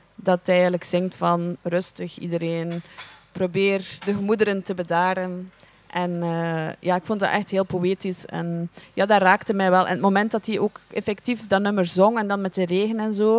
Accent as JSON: {"language": "Dutch", "country": "Belgium", "said": "wij zijn Belgen, wij komen naar hier"}